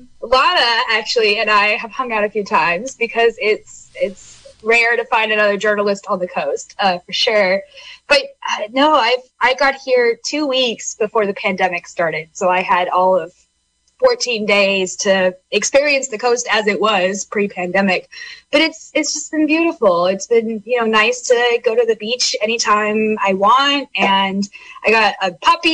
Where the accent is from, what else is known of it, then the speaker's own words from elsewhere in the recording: Sacramento, California, United States; now in Fort Bragg, United States; I grew up in Sacramento. I'm not from Brooklyn. It's a little bit smaller, Sacramento.